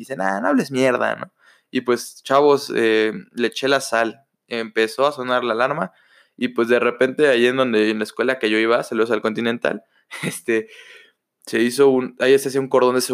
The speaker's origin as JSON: {"language": "Spanish", "country": "Mexico"}